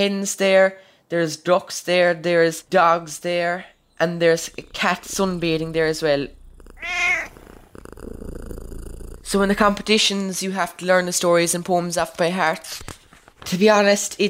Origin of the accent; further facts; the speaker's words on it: Cork, Munster, Ireland; also born or lived in Kilnamartra, Múscraí Gaeltacht; I'm 15 years old. I'm from Cork. I live in a small rural village in the Gaeltacht Muse Gree called Kilnamartra.